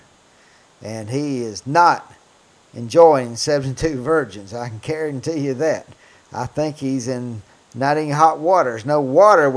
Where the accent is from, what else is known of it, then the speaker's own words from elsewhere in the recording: United States; as an American that loves my country